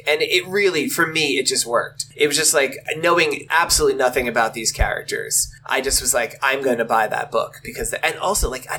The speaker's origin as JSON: {"language": "English", "area": "Long Island", "region": "New York", "country": "United States", "tie": "born or raised there", "said": "I grew up in Long Island, New York."}